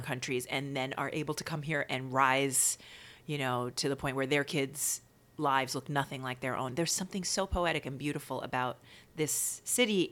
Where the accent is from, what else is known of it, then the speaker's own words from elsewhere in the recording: New York City, New York, United States; also born or lived in Baltimore; I grew up in Queens.